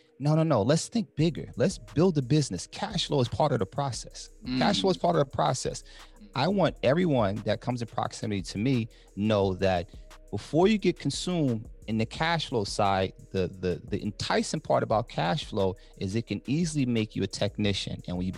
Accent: Harlem, New York, United States; now in New Jersey, United States; I came into the game, decided that I wanted to dominate the black community when I came from Harlem.

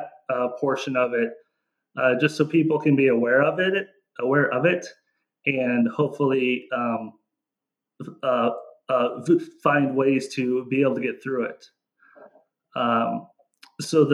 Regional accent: Mead, United States; moved away as an adult; I'm from Mead, which is just outside of here.

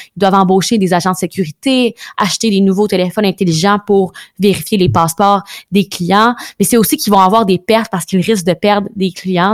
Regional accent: Quebec, Canada; on retourne chez nous au Québec

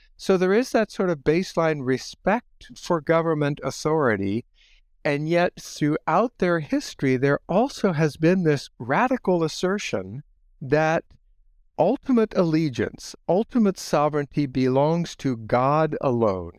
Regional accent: Holmes County, Ohio, United States; moved away as an adult; now in Goshen, United States; I grew up in Holmes County, Ohio

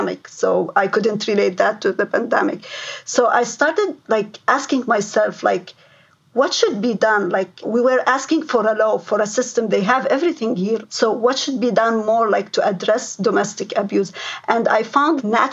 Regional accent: Lebanon; moved away as an adult; now in London, Ontario, Canada; I came from Lebanon

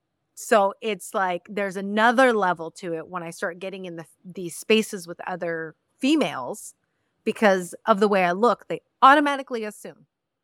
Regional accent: Mexico; I am not Dominican. I am not Colombian. I am not. I am a Mexican. I come from Mexico.

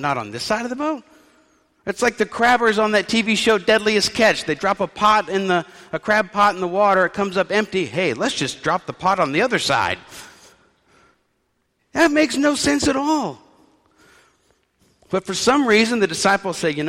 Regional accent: New Orleans, Louisiana, United States; I was raised in New Orleans

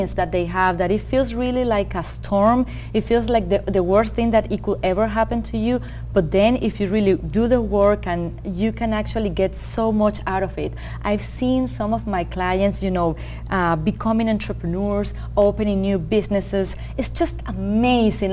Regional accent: Venezuela; moved away as an adult; also born or lived in Rochester, New York, United States; now in United States; I'm originally from Venezuela

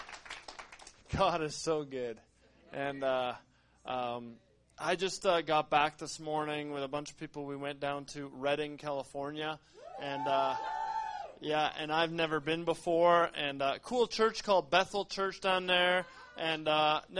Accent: Canada; We're from Canada

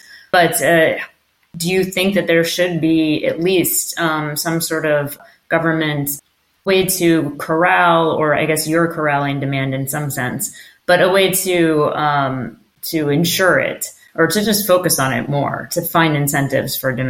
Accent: United States; now in London, United Kingdom; I'm American, but I'm in London.

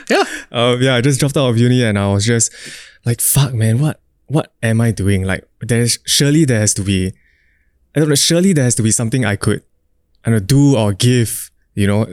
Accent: Singapore; I'm a Singaporean dude

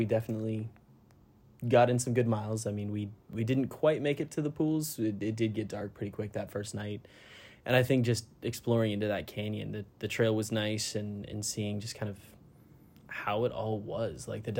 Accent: Colorado, United States; now in Arizona, United States; I'm originally from Colorado. I moved back out here recently, back to Arizona, back to the desert.

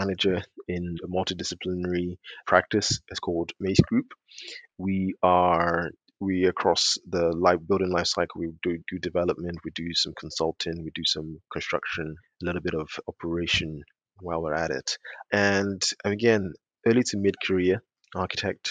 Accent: London, United Kingdom; also born or lived in Nigeria; I was born in Nigeria. I grew up in South London

